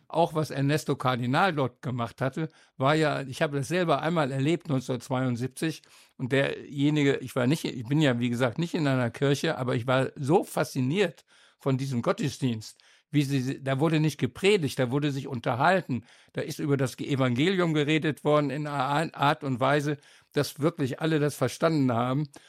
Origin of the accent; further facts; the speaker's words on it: Osnabrück, Lower Saxony, Germany; moved away; ich bin damals in Osnabrück zur Schule gegangen